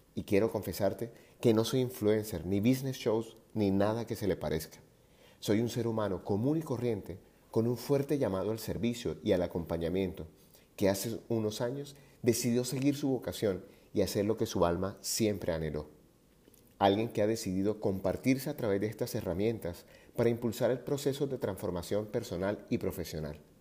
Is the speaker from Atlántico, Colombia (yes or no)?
yes; Barranquilla, Atlántico, Colombia; moved away; also born or lived in Medellín; mi ciudad natal Barranquilla